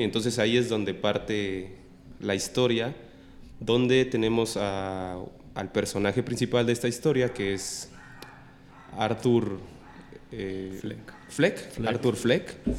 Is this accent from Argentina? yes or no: no; Mexico; nosotros como mexicanos